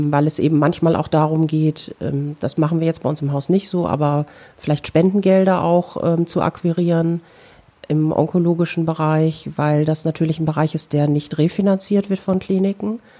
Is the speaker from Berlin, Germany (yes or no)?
no; North Rhine-Westphalia, Germany; meine alte Heimat ist das Lipperland. Ich entstamme einer der drei ältesten lippischen Familien.